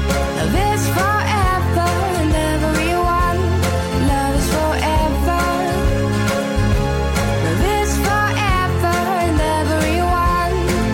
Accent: Stockholm, Stockholm County, Sweden; So I grew up in Maya but also in Stockholm, and I had my older siblings there, a brother and 2 sisters in Stockholm.

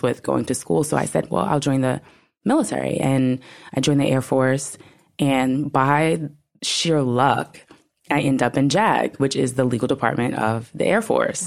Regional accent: New York, United States; I'm from New York

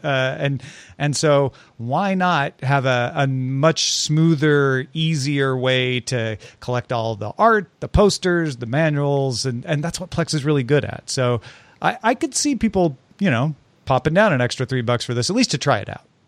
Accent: near St. Louis, Missouri, United States; moved away; I grew up near Saint Louis.

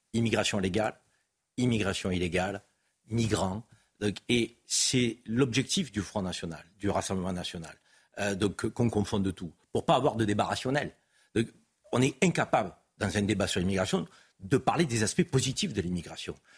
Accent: France; also born or lived in Algeria (ancestry); je suis français d'origine algérienne

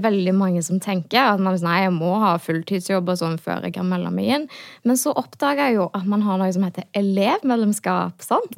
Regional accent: Hå, Rogaland, Norway; jeg er folkevalgt da, i hjemkommunen min i Hå

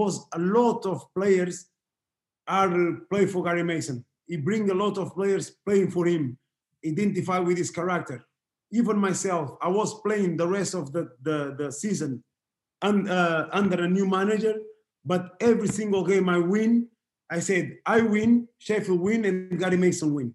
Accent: Portugal; English is a second language; moved away as an adult; I grew up in Portugal

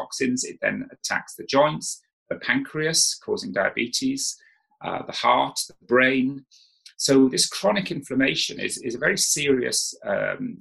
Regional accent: South Wales, United Kingdom; I grew up in South Wales.

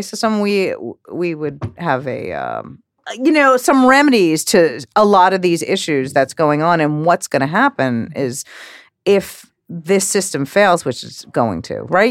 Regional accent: New York, United States; growing up in New York

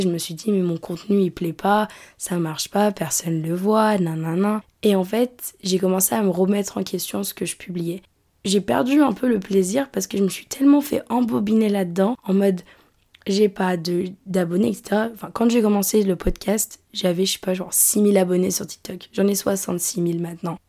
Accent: France; moved away; La ville dont je viens, à l'échelle de la France

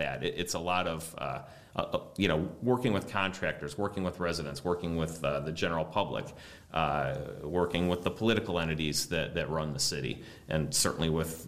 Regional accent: Lakewood, Ohio, United States; I grew up in Lakewood

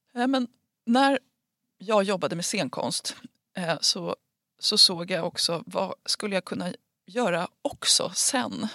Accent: Huddinge, Stockholm County, Sweden; jag är uppväxt i Huddinge

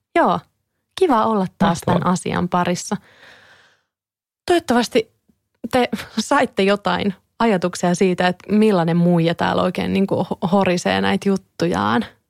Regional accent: Kouvola, Kymenlaakso, Finland; mä oon Kouvolasta kotoisin ja siellä mä olin tosi paljon lapsena

